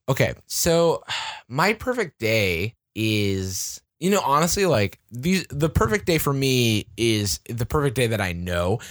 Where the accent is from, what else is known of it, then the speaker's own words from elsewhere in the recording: Florida, United States; moved away as an adult; also born or lived in Georgia; now in San Francisco, United States; I grew up in Florida. I went to Georgia for school, and then I moved out to, uh, to San Francisco